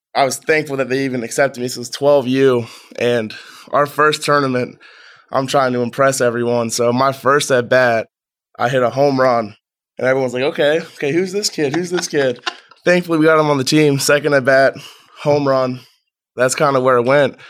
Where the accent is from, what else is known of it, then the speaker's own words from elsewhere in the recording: Strongsville, Ohio, United States; I'm from Strongsville, Ohio. Moved around a couple times. Set up shop in Strongsville for majority of my childhood.